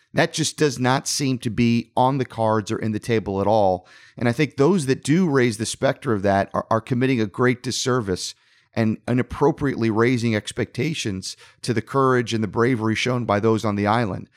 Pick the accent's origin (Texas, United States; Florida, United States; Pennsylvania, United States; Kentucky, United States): Florida, United States; South; growing up in South Florida